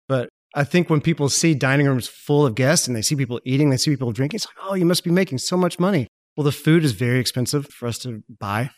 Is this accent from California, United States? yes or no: no; Malvern, Arkansas, United States; I grew up in Malvern, Arkansas